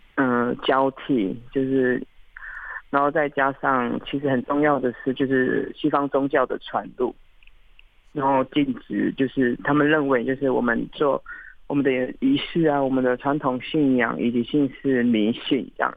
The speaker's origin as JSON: {"language": "Chinese", "town": "Hualien City", "region": "Hualien County", "country": "Taiwan", "tie": "born or raised there", "also_born_or_lived": "Fata'an (Mataian) tribe, Hualien", "said": "那我没有在部落长大，我是在花莲市长大的"}